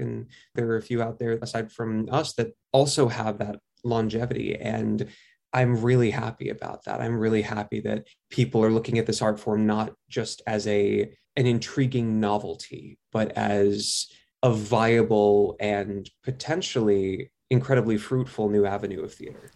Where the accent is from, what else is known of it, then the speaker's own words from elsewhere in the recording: New York, United States; I grew up in New York